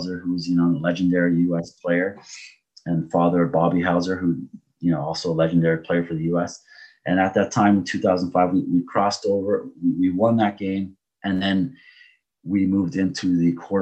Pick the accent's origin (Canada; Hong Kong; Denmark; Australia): Canada; my heritage is Portuguese. I was born in Canada, but I have Portuguese citizenship. And a lot of the guys I grew up with in the Portuguese neighborhood